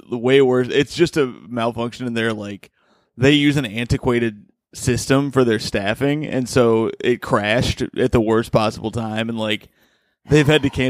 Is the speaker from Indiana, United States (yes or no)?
yes; Indiana, United States; moved away; I'm from Indiana